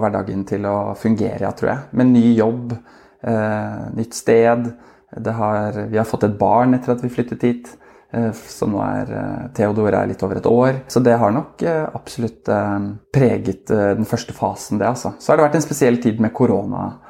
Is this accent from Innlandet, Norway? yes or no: no; Oslo, Norway; moved away as an adult; now in Askim, Norway; vi er fra Oslo begge